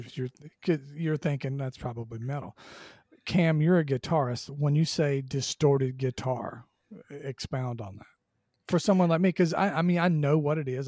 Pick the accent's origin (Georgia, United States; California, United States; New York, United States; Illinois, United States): Georgia, United States; Southwest; I grew up in Southwest Georgia